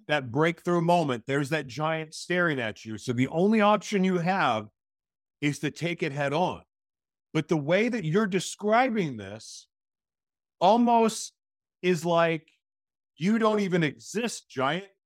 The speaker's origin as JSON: {"language": "English", "region": "Oklahoma", "country": "United States", "tie": "born or raised there", "moved": "yes", "lives_now": "Minnesota, United States", "said": "I grew up in Oklahoma, which is in the middle of the United States, but most of my life I've lived in beach cities."}